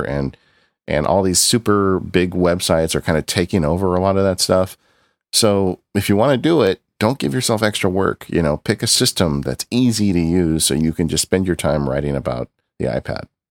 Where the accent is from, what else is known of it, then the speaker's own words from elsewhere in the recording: Southern California, United States; my entire life growing up in Southern California